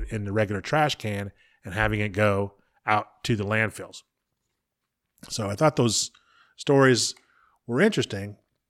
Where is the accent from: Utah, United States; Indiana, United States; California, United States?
California, United States; moved away; also born or lived in Midwest; as someone who spent time in the Midwest, I went to school there, I've worked there, I grew up in California